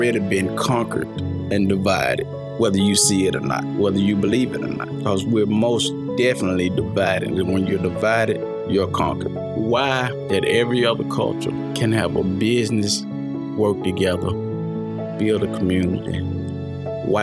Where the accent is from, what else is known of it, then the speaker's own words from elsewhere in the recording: United States; we wasn't born in Africa. We was born in America.